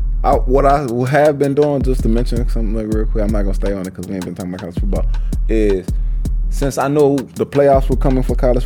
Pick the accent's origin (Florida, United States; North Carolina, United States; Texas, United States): Texas, United States; Houston; not because I'm from Houston.